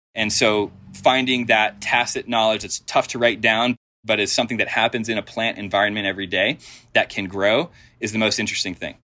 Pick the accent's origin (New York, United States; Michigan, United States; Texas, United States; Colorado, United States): Colorado, United States; Denver; I grew up in Denver